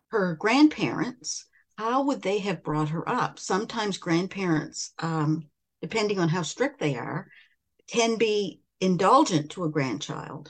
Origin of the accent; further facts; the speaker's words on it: River Hebert, Nova Scotia, Canada; I was uh, born and raised in River Hibbert, mm-hmm. Cumberland County, which is about a 20 minute 25 minute drive from Amherst, Nova Scotia